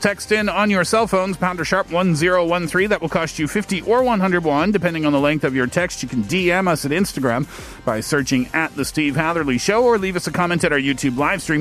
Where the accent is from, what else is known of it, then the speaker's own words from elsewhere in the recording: Canada; I'm Canadian